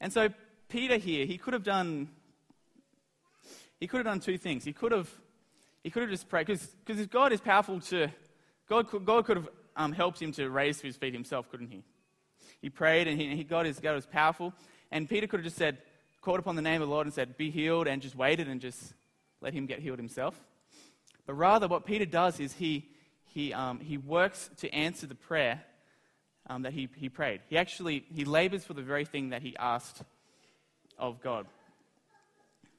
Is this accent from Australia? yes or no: yes; Australia; I'm from Australia